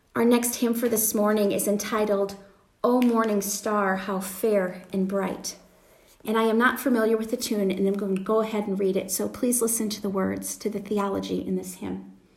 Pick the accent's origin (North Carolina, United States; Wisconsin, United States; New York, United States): Wisconsin, United States; now in Pennsylvania, United States; I grew up in Wisconsin